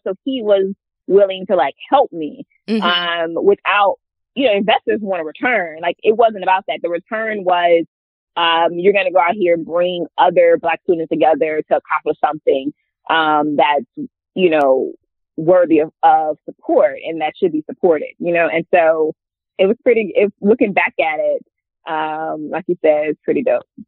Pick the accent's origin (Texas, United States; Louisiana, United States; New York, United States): Louisiana, United States; Hammond; also born or lived in New Orleans, Louisiana; born and raised in Louisiana. Um, I'm from a smaller city called Hammond, Louisiana.